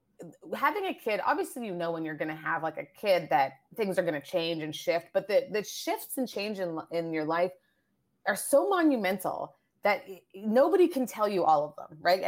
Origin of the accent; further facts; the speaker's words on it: Nigeria; born there; also born or lived in Asia / France; Like I was born in Nigeria. I've traveled all around Canada and the States.